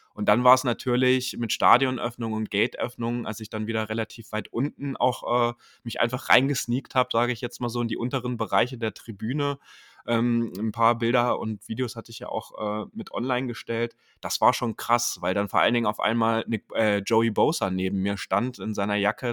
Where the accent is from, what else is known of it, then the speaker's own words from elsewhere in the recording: Germany; dass ich aus Deutschland extra für dieses Spiel eingereist bin